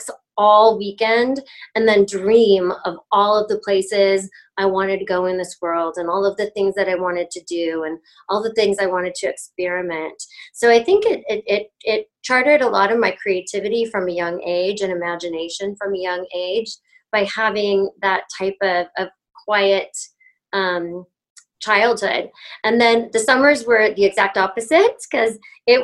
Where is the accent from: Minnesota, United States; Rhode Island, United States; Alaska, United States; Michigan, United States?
Alaska, United States; Wasilla; also born or lived in Cypress, Orange County, California; I was in Orange County, like down in Cypress, Orange County, until I was six. And then we moved to Alaska